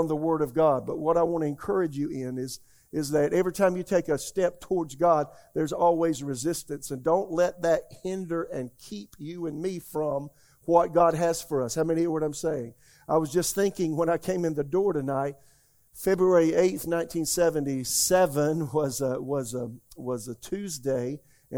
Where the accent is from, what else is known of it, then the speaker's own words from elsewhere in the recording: Florence, South Carolina, United States; my hometown, Florence, South Carolina